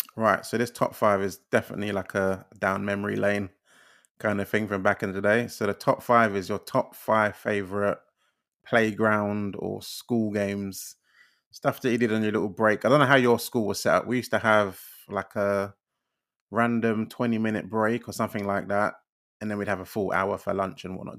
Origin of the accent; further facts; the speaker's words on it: London, United Kingdom; we're both from East London